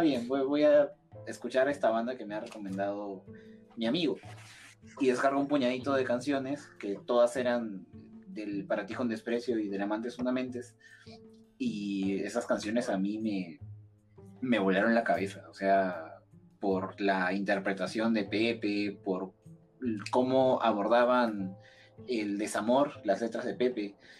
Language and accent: Spanish; Lima, Peru; soy de Lima, Perú